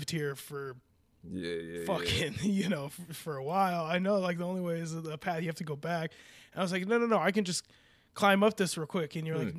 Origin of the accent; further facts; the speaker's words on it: California, United States; I'm from California. We do this kind of stuff all the time.